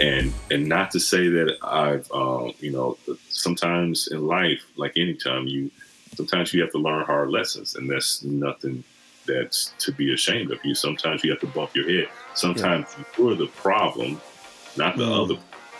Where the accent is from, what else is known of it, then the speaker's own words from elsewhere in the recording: Michigan, United States; also born or lived in Kansas; now in Los Angeles, United States; I've lived in two different countries, you know, I'm from Michigan, of course. Yeah. I live in Kansas, I live out here in LA.